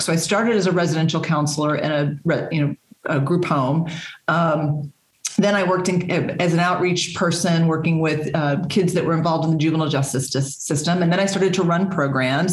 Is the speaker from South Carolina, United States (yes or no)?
no; Texas, United States; moved away as an adult; now in Massachusetts, United States; I was born and raised in Texas